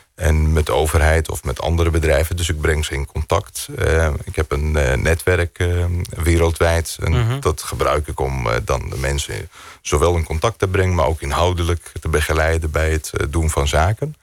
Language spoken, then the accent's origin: Dutch; Greece; also born or lived in Netherlands; zo ben ik in Griekenland opgegroeid